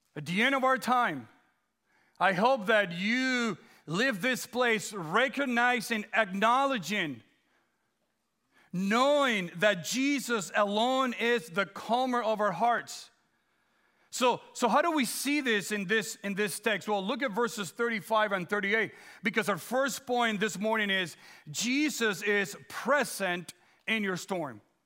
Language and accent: English; Dominican Republic; moved away; also born or lived in Guam; growing up in the Dominican Republic